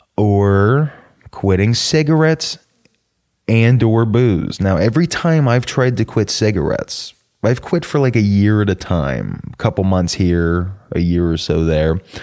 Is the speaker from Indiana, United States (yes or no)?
no; Norcross, Georgia, United States; also born or lived in Suwanee, Georgia; I'm from Atlanta, which for a white guy almost always means I'm from the suburbs of Atlanta. Uh, Gwinnett County, about fifteen minutes northeast of Atlanta, a town called Norcross